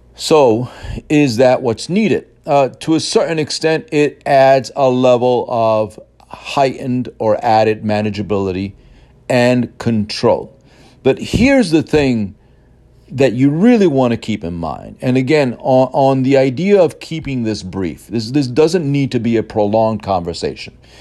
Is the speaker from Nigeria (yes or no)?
no; New York City, New York, United States; I grew up in Brooklyn and then Queens in the city